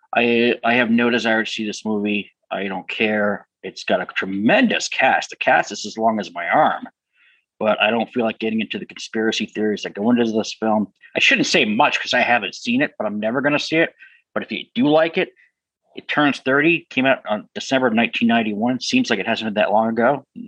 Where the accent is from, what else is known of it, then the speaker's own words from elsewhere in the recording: New Hampshire, United States; my home state of New Hampshire